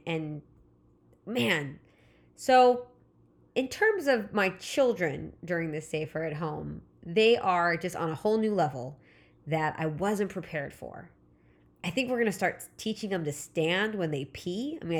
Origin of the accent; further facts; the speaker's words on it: California, United States; Again, I live in Southern California. I grew up in Southern California, so Disneyland was always the summer vacation.